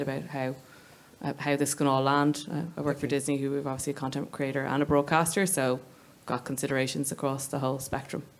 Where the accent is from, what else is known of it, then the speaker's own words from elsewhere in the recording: Ireland; now in London, United Kingdom; I, am obviously based in the London industry, but um, I come from Ireland